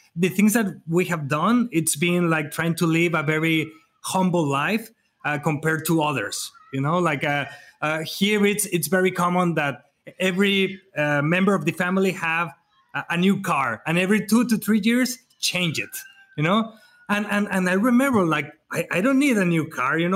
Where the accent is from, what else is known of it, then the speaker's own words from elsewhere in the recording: Mexico; at, least in Mexico, uh, at least in my hometown, at least in my area